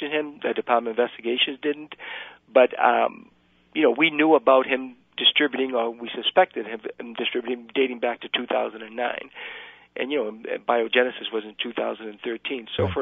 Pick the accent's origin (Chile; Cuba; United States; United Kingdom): Cuba; moved away; I'm Cuban myself. I was born in Cuba.